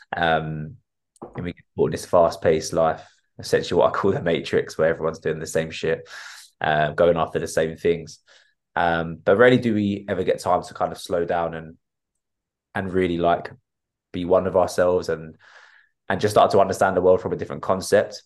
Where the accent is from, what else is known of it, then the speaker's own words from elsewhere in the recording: Enfield, London, United Kingdom; I was brought up in Enfield and still live in Enfield